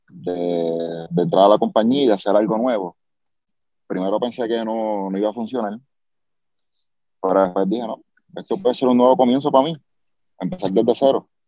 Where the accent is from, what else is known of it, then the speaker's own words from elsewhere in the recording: Mayagüez, Puerto Rico; Eh, no, es un secreto, un secreto para, la gente que conoce que vengo de Mayagüez